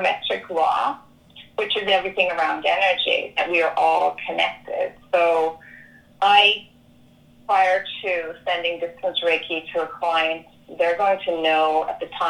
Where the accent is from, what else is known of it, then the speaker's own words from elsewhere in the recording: Ireland; moved away; I was born and raised in Catholic Ireland